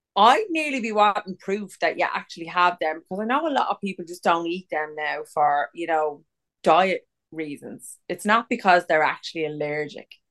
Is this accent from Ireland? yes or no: yes; Ireland; We're from Ireland. We can't wear white ever because it's always fucking raining in this kip.